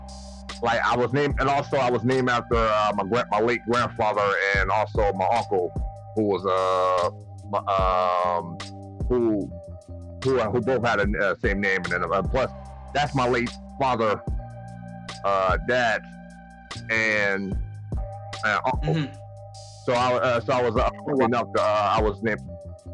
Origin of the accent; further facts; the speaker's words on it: Buffalo, New York, United States; I'm born and raised in Buffalo